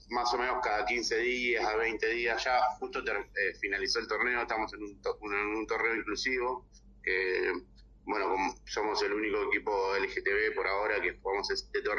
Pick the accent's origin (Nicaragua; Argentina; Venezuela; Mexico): Argentina; yo soy argentino, vivo acá